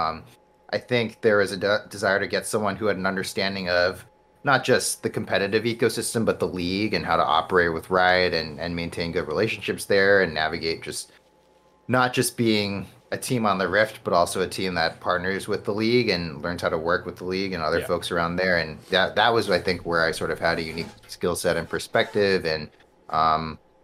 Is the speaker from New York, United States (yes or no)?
yes; New York City, New York, United States; I grew up in New York City. Like, I was there from birth through college